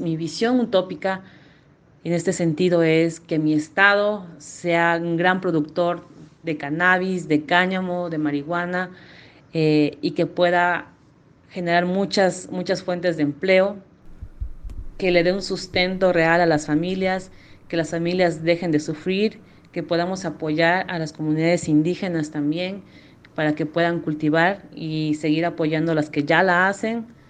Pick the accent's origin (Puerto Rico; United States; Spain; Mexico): Mexico; Vicente Guerrero, Chiapas; me crié en un pueblo llamado Vicente Guerrero, municipio de Venustiano Carranza, en el estado de Chiapas